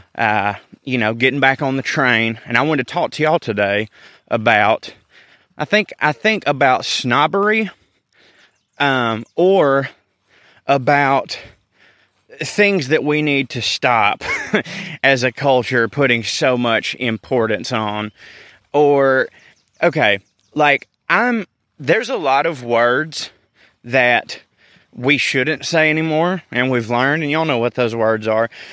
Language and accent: English; the South, United States; accent: Southern